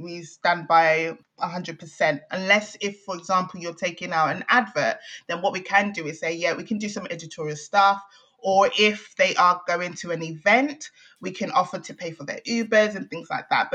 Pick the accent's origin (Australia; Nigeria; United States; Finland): Nigeria; moved away; being Nigerian